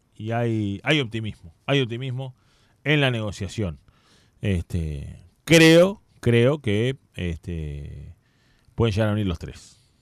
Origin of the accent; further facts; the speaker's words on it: Uruguay; El Brandy me crié ahí, jugué en el Brandy